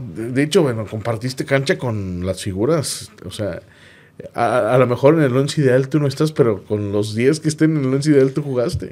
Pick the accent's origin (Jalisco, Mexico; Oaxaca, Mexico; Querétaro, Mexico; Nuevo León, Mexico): Nuevo León, Mexico; Monterrey; uno como regio estaba orgulloso